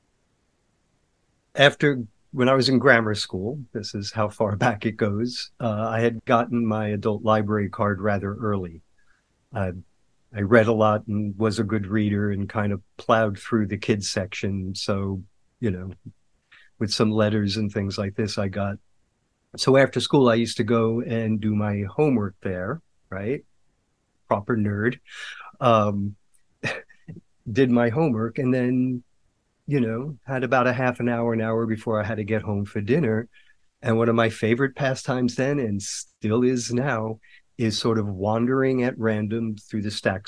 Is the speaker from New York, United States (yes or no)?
yes; Mount Vernon, New York, United States; I'm from actually Mount Vernon, New York